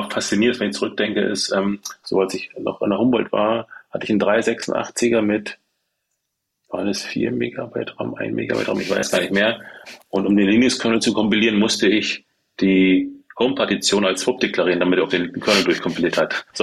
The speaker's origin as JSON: {"language": "German", "country": "Germany", "tie": "born or raised there", "said": "Ich bin in der DDR groß geworden {S0} mhm. {S1} und da war es ja nicht so mit Rechnern."}